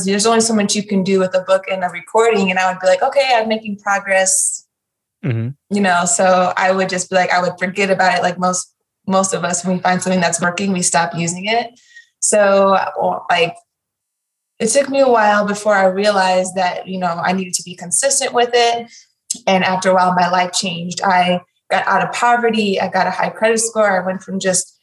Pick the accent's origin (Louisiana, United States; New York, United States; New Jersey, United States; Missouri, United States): Missouri, United States; St. Louis; Growing up in St. Louis, Missouri is very segregated